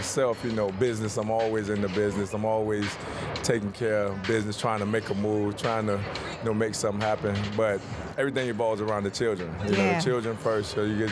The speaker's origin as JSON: {"language": "English", "region": "Florida", "country": "United States", "said": "I'm from Florida, so FAMU is our school"}